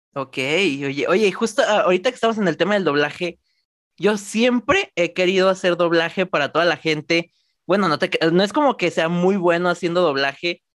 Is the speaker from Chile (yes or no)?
no; Mexico; de mi país, orgullosamente mexicano